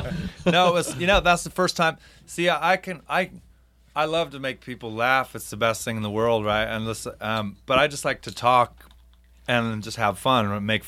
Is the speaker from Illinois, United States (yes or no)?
no; Palm Springs, California, United States; born there; Well, I was born in Palm Springs because that's the only place the hospital is.